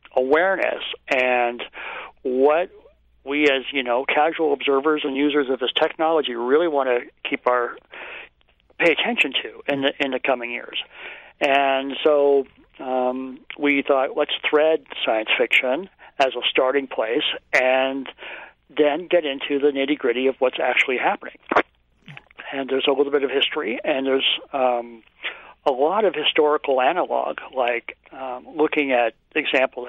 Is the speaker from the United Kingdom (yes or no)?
no; Palo Alto, California, United States; I grew up in in Palo Alto